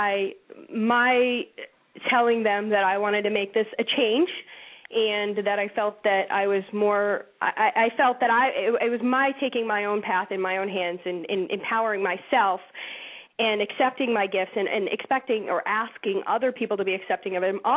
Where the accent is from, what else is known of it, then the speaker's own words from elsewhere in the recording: Massachusetts, United States; I'm from Massachusetts.